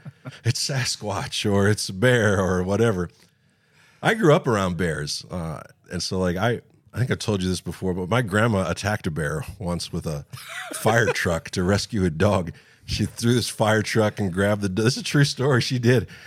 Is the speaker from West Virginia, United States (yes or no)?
yes; West Virginia, United States; I grew up in West Virginia